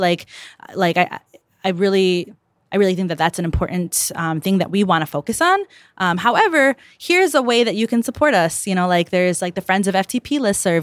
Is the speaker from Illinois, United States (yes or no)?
yes; Chicago, Illinois, United States; also born or lived in Calumet City; I grew up in South Chicago, um, and the east side, which is not the lake